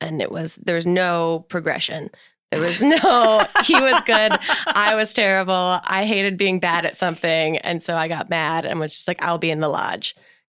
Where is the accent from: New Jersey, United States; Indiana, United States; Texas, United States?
New Jersey, United States; we're both from New Jersey.